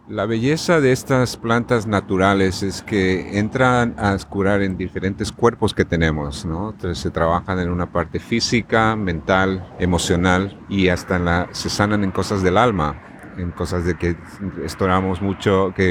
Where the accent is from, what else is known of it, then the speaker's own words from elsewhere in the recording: La Paz, Bolivia; now in United States; yo soy de La Paz, Bolivia.